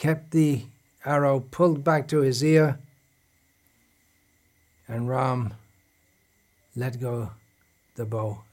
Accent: England, United Kingdom; when I was growing up in England 60 years ago

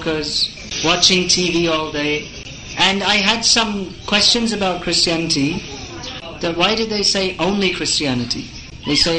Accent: England, United Kingdom; I was born in England

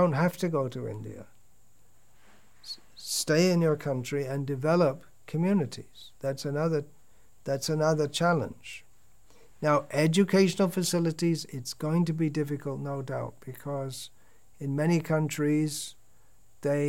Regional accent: England, United Kingdom; When I was growing up in England

